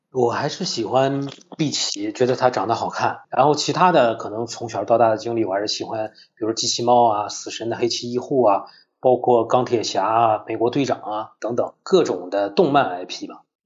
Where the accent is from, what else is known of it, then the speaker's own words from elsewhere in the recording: Dalian, Liaoning, China; now in Changchun, China; 我是一名做出境旅游的大连人，生活在长春